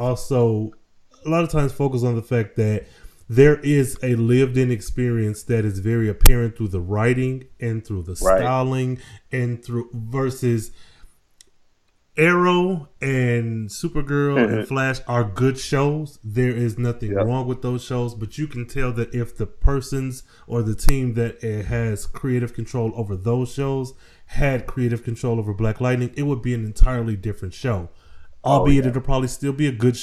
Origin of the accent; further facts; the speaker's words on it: Michigan, United States; I am from Michigan originally, and I grew up in a pretty decent-sized town